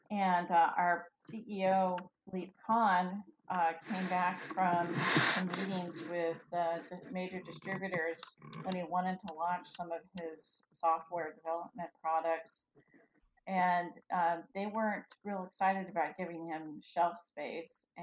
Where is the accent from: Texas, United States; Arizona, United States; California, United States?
California, United States; Felton; I'm from Felton. wow, little old Felton.